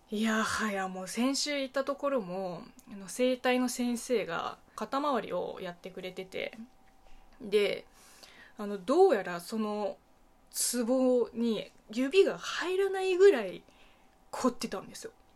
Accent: China; Japanese is a second language; moved away as an adult; also born or lived in Beijing; now in Japan; 中国生まれ、中国育ちの私

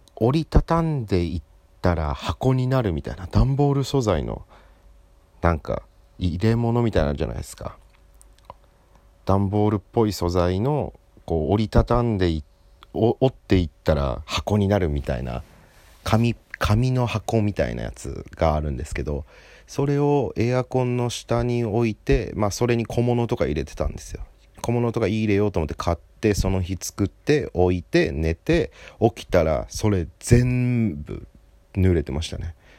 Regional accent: Hokkaido, Japan; also born or lived in Hiroshima; 北海道人の僕

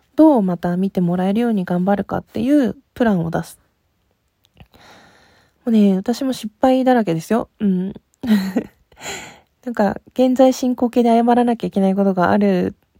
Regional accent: Hokkaido, Japan; 北海道出身

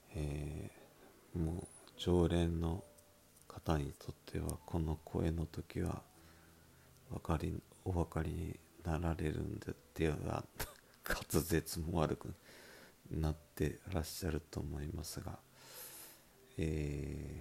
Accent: Miyazaki, Japan; accent: Miyazaki dialect; 僕のこの拙い宮崎弁変な宮崎弁

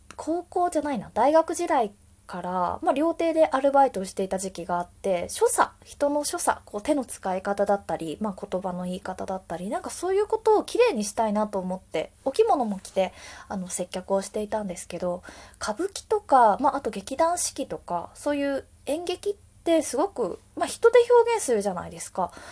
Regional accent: Wakayama, Japan; now in Tokyo, Japan; 和歌山出身の私なんですが

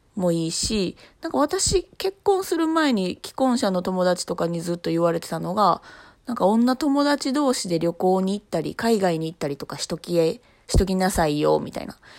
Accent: Osaka, Japan; 私は生まれも育ちもずっと大阪なんですけどね、三十数年

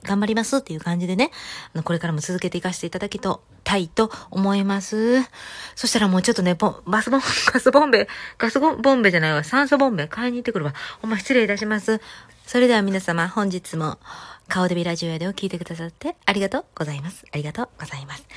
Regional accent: Kansai, Japan; 関西人なんで

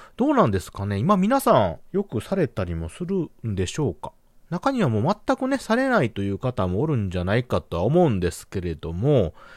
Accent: Hyogo, Japan; うちの地元ではあの、そうめん

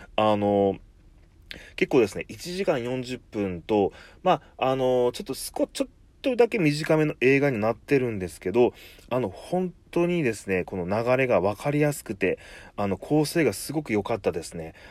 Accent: Kumamoto, Japan; 出身在住が熊本なんですけど

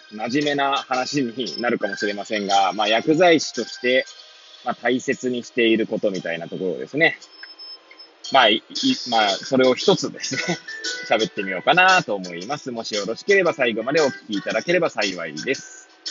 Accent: Hachiōji, Tokyo, Japan; moved away as an adult; now in Kamaishi, Japan; 八王子生まれ、八王子育ち、震災の前の年から釜石で働く

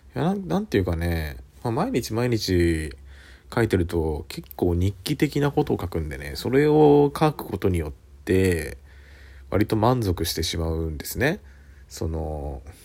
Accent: Kanto, Japan; born or raised there; moved away as an adult; now in Suita, Japan

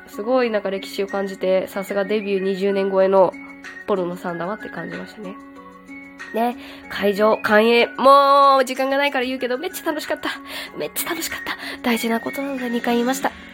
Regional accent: Kyushu, Japan; 九州出身なんで

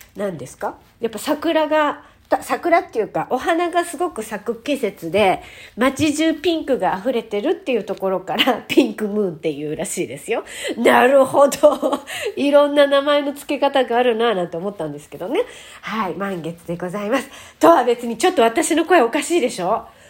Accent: Japan; 日本人に生まれて

